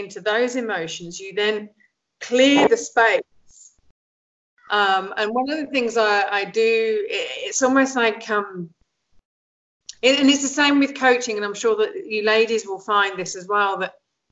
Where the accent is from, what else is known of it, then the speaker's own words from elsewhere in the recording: Lincolnshire, East Midlands, United Kingdom; also born or lived in Egypt; I grew up in England, in Lincolnshire